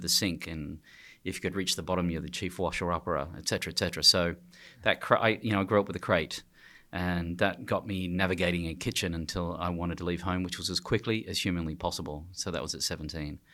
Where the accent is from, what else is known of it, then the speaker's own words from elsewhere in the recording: Australia; I'm from Australia